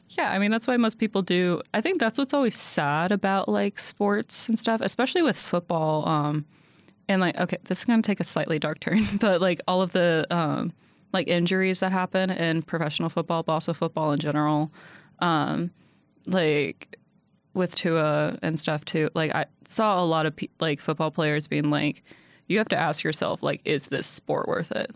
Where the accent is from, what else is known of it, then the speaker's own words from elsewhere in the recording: Louisville, Kentucky, United States; I'm from Louisville.